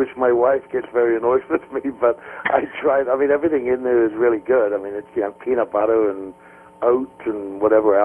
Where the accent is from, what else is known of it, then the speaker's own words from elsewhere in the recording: Ireland; moved away as an adult; also born or lived in Australia / New Zealand / Spain / England; now in United States; I grew up in Ireland